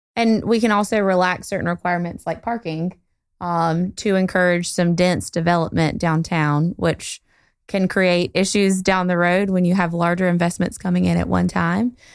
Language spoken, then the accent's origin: English; Goldsboro, North Carolina, United States; moved away as an adult; also born or lived in Greenville; I am from Goldsboro, um, not born here, but raised here, and went to Eastern Wayne High School